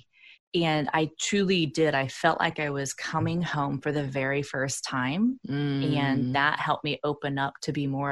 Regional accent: Indiana, United States; also born or lived in Bay Area, California; I'm from the Midwest here in the United States. I'm from Indiana, and there's no transpersonal school here in my state

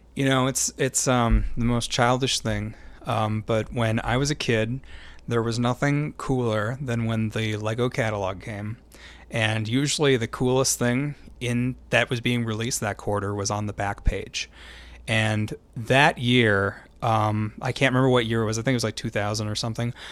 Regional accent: Minnesota, United States; we say Minnesotan because we're from Minnesota

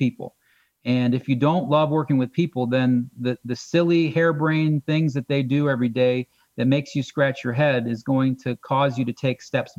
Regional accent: Akron, Ohio, United States; I'm from Northeast Ohio. I'm an Akron guy.

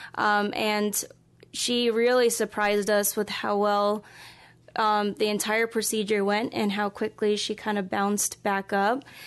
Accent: East Coast, United States; moved away as an adult; also born or lived in Philadelphia / Kansas; now in Des Moines, United States; I was more or less born and raised in the East Coast

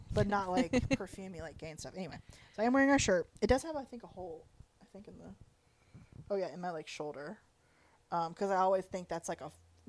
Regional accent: the South, United States; accent: southern; I've been having more of my southern accent lately after moving here, so I think we're going to sound real southern for this.

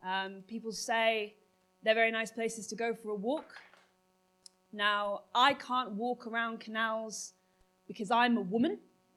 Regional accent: North West England, United Kingdom; I'm from Merseyside, which is the birthplace

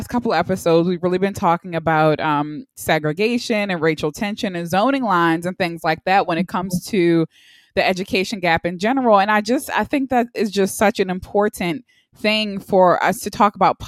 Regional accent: Baltimore, Maryland, United States; I'm from Baltimore, so the East Coast

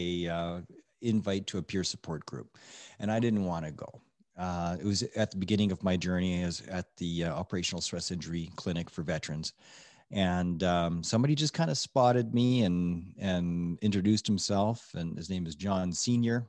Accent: Edmonton, Alberta, Canada; now in Okotoks, Canada; I grew up in Edmonton

